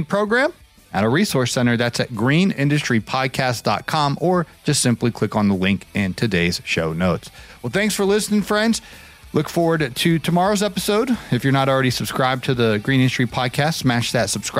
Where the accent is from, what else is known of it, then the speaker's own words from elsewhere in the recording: Ohio, United States; in my home state, the Buckeye State, Ohio